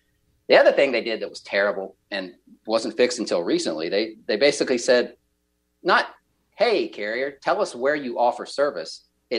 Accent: the South, United States; I'm from the South, so I get to say this.

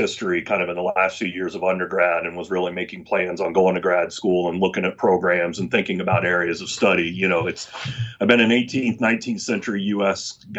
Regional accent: Texas, United States; born there; also born or lived in Oklahoma / Virginia / South Carolina / Florida; I was born in Texas. My dad was an Air Force officer. I've lived in Oklahoma. I've lived in Virginia.

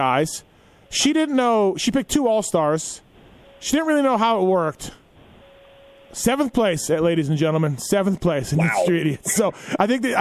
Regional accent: Manitoba, Canada; moved away; A gentleman I grew up with in Manitoba, Canada

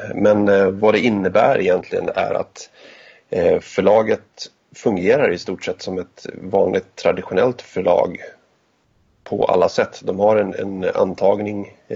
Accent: Gästrikland, Gävleborg County, Sweden; uppvuxen i Gästrikland

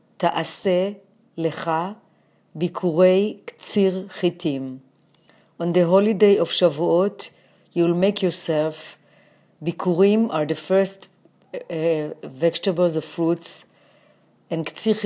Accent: Jerusalem, Jerusalem District, Israel; now in New York City, United States; I was born in Jerusalem, and when I moved to New York, I worked for the Israel Mission to the United Nations.

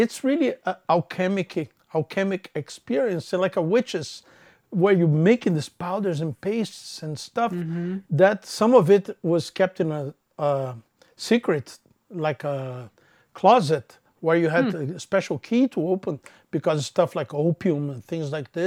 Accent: Rio de Janeiro, Brazil; English is a second language; moved away as an adult; also born or lived in Canada; now in United States; I was born in Brazil, more specifically in Rio de Janeiro

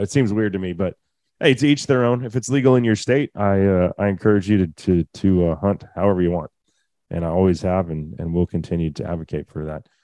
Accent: Texas, United States; as a Texan

